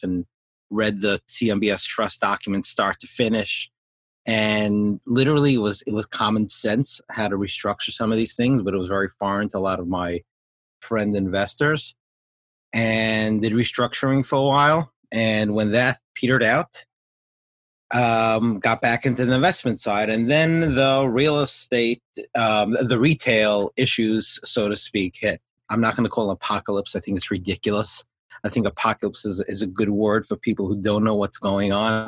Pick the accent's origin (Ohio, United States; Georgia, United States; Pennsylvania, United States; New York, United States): New York, United States; growing up in New York